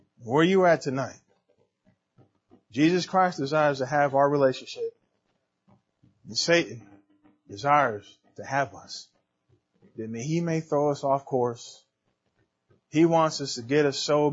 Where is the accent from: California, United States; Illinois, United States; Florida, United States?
California, United States; San Diego; I'm from San Diego